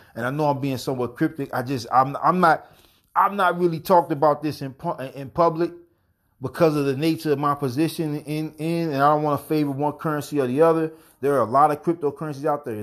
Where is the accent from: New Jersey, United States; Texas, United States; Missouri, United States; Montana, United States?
New Jersey, United States; Gouldtown; I'm indigenous, Lin A. Lenape, straight from Ghoul Town.